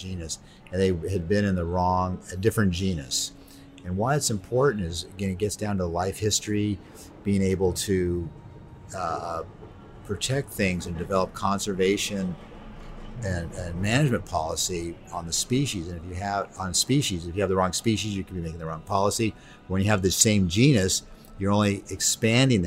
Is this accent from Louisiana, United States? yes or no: no; California, United States; I'm from California